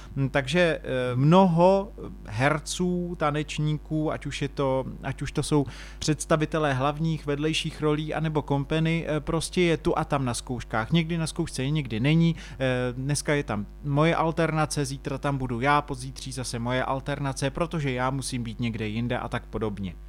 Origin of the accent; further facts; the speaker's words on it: Czechia; tady u nás v Čechách